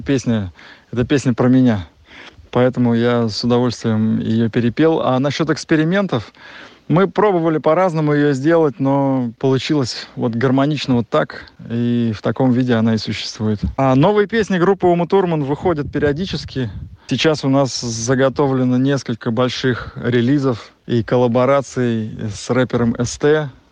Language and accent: Russian; the Volga, Nizhny Novgorod Oblast, Russia; я вырос на Волге, и Волга моя любимая река. Я вот в данный момент сейчас нахожусь на даче, как раз у нас в Нижегородской области, на Волге